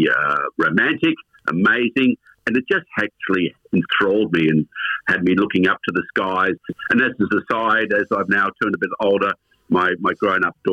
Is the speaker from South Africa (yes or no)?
no; Melbourne, Victoria, Australia; I was born in Melbourne and had a family of a law background